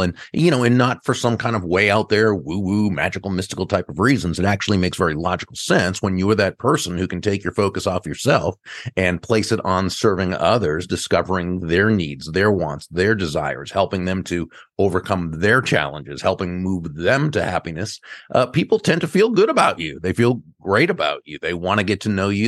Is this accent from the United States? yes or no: yes; Massachusetts, United States; now in Palm Beach, United States; I grew up in Massachusetts.